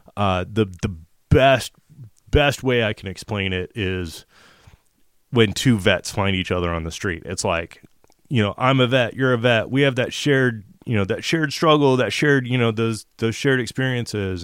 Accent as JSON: {"language": "English", "country": "United States", "said": "as an American man, uh, that's a spirit-filled Christian"}